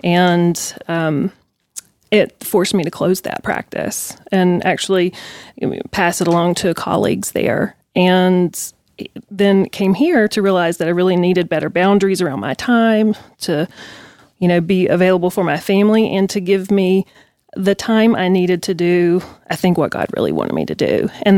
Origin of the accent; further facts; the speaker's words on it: North Carolina, United States; now in Las Vegas, United States; from North Carolina, although I live in Las Vegas.